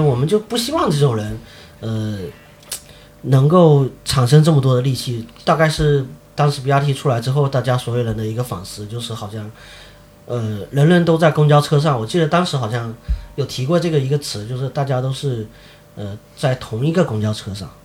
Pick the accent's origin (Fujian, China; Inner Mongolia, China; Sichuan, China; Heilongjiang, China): Fujian, China; Sanming; moved away as an adult; also born or lived in Beijing; now in Xiamen, China; 我是在三明长大的